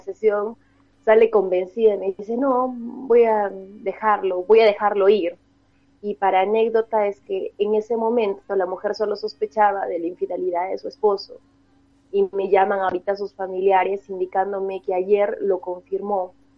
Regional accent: Arequipa, Peru; yo soy de Arequipa

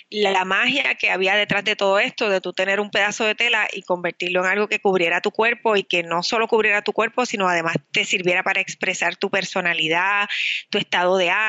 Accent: Puerto Rico; also born or lived in Manhattan, New York; luego regresé a Puerto Rico, que es de donde yo soy eh, ah, natural.

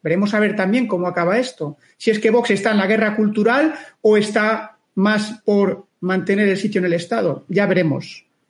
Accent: Spain; lo que somos los españoles

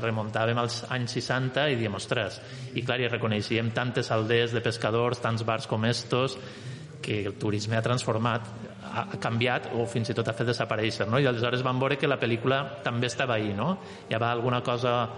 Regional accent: Valencian Community, Spain; nosaltres, que som de València, per això que diem valencians

